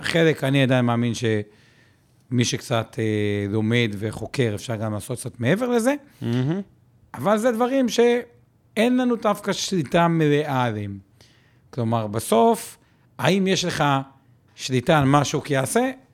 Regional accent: Haifa, Haifa District, Israel; אני פשוט חיפאי

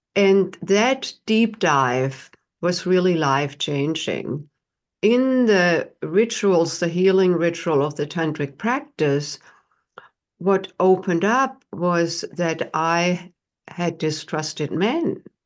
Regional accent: Germany; moved away as an adult; now in United States; I, uh, was not born here in the United States. I'm from Germany and came to the United States in my late twenties

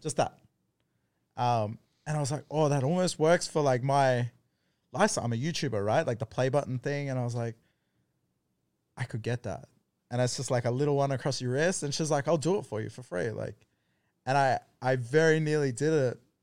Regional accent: East Coast of Australia, Australia; moved away as an adult; now in Thailand; I grew up on the East Coast

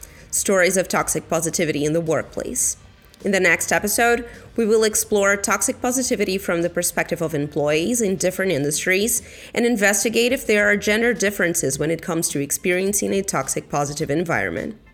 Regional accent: Brazil; moved away; my home country, Brazil

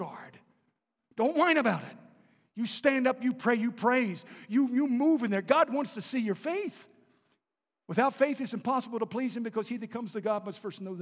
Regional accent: Baltimore, Maryland, United States; I was raised in Baltimore and right outside the city

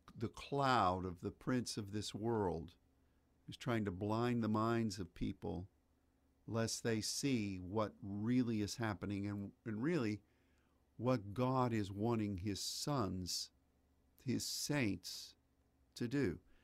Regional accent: United States; as an American

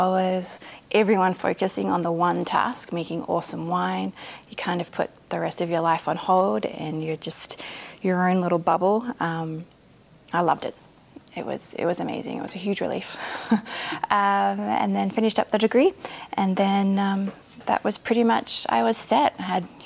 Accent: Australia; accent: thick Australian; moved away as an adult; now in Oregon, United States; I'm Australian. I was living in Australia

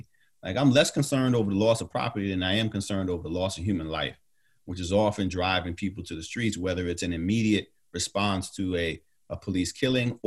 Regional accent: New York City, New York, United States; moved away as an adult; also born or lived in Atlanta, Georgia; As a youngster growing up in New York

